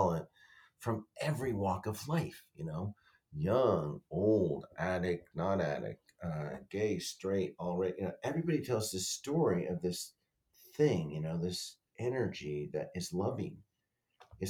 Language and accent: English; Denver, Colorado, United States; moved away; I was raised in Denver for part of it